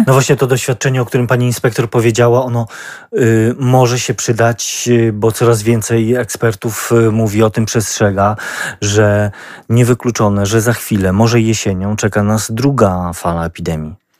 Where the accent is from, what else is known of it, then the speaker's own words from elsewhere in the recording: Lublin Voivodeship, Poland; my my, y, mieszkańcy, y, jakoś się wyróżniamy na tle y, kraju, że tutaj u nas na Lubelszczyźnie